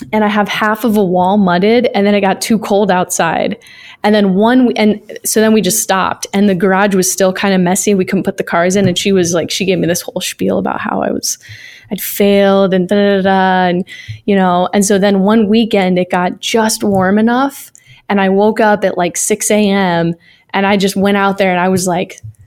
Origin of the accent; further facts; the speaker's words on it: Florida, United States; now in Minnesota, United States; I'm from Florida